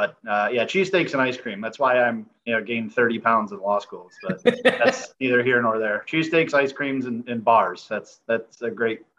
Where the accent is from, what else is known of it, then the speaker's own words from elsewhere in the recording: Western New York, United States; also born or lived in Pennsylvania; I'm also residing and born and raised in Western New York. So I'm kind of close to Syracuse